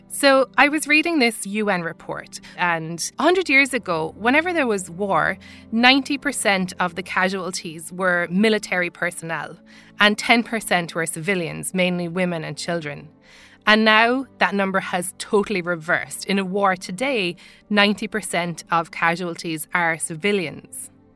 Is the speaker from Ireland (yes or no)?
yes; Ireland; accent: Irish; Now, as you can tell from my accent, I'm Irish. I grew up in the Republic of Ireland